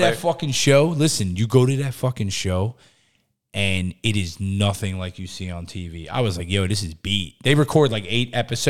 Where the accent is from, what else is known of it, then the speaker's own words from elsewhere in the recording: New Jersey, United States; I'm from Jersey.